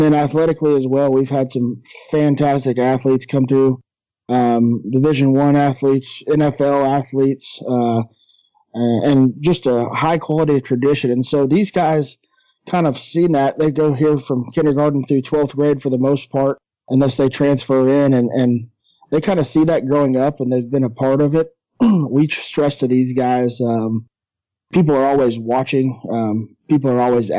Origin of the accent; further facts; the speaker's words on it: Shawnee, Oklahoma, United States; Well, I grew up in Shawnee, Oklahoma